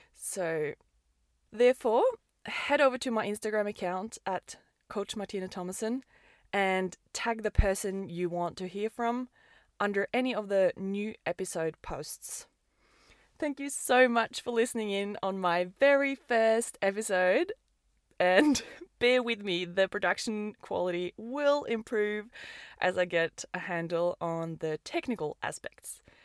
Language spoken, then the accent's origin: English; Oslo, Norway; moved away as an adult; also born or lived in Perth, Australia; I'm born and raised in Oslo, Norway